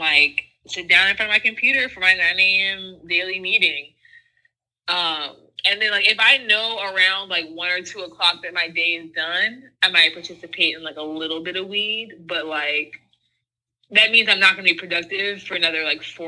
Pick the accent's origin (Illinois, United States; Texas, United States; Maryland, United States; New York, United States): Maryland, United States; Virginia, Prince George's County; the way I grew up in Virginia and the way, like, I ended up growing up in PG is just two completely different things.